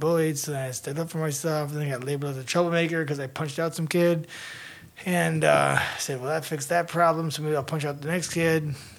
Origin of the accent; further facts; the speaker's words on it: United States; born there; I was born here in the States.